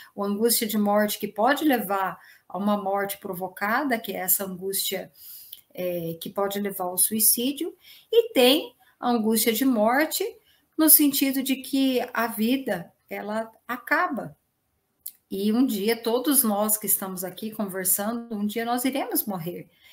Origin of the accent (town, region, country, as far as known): Brazil